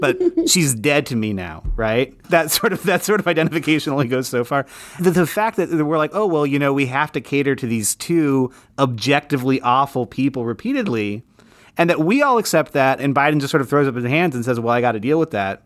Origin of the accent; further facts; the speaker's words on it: Utah, United States; moved away; I grew up in Utah, and I miss the Southwest every day still